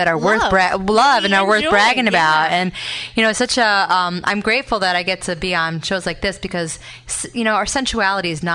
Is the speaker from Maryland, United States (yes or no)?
no; Rochester, New York, United States; I'm from Rochester